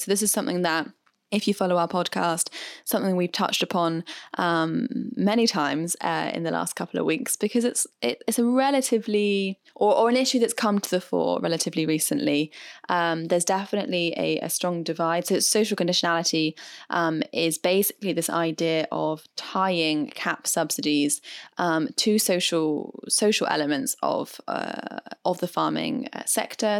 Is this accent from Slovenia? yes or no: no; United Kingdom; I am British after all